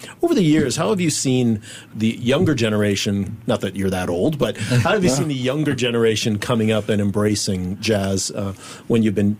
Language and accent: English; United States; now in Singapore; as someone whose home country kind of spawned jazz, right? As an American